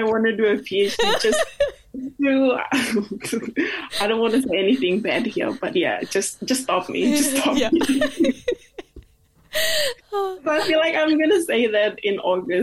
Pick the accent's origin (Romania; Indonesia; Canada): Indonesia; West Papua; English is a second language; moved away as an adult; now in Dunedin, New Zealand; I'm from West Papua. I came to New Zealand in 2016, started by doing English Foundation